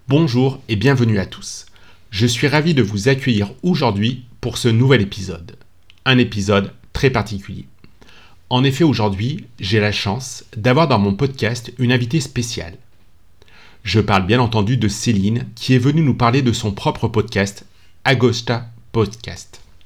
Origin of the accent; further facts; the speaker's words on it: Lyon, Auvergne-Rhône-Alpes, France; on est tous les deux originaires de la ville de Lyon